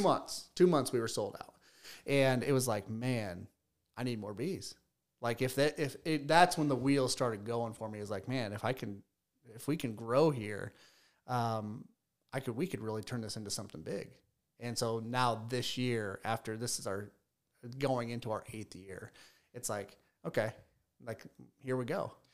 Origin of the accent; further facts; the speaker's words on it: Fort Wayne, Indiana, United States; I'm from Fort Wayne, right? So I went to a high school much, much bigger than Leo.